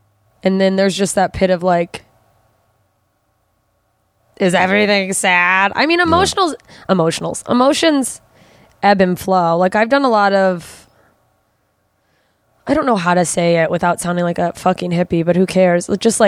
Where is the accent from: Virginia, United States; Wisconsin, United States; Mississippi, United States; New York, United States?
Mississippi, United States; also born or lived in Germany; Southern Mississippi. And I was like 3.